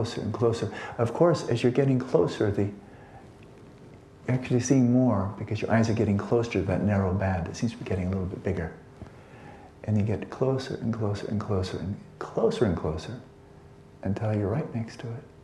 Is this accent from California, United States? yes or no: yes; California, United States; I'm a guy from California